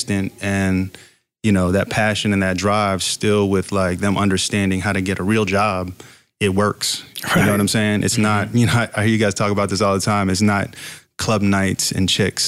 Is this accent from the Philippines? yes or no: no; Fayetteville, North Carolina, United States; also born or lived in Virginia Beach, Virginia; I'm from Fayetteville, North Carolina, too, as well as Virginia Beach